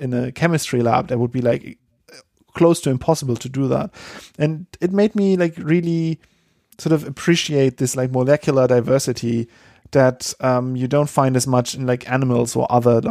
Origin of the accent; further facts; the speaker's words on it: Germany; moved away; we have that in Germany as well